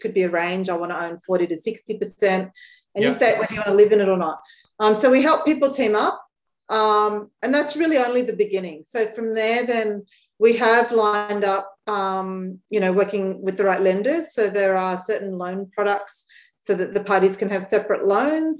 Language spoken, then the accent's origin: English; Brisbane, Queensland, Australia; moved away; also born or lived in Sydney; I grew up in Brisbane